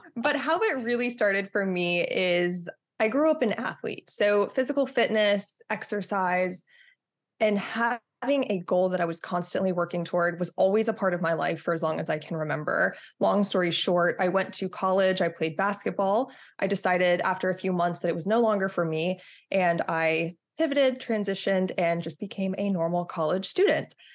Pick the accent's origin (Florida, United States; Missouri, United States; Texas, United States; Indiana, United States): Texas, United States; moved away; I'm from Texas originally